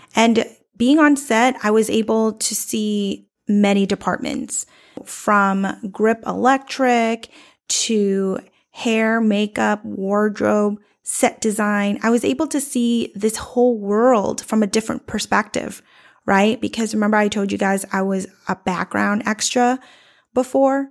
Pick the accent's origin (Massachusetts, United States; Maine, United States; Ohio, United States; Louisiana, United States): Massachusetts, United States; Boston; I grew up in South Boston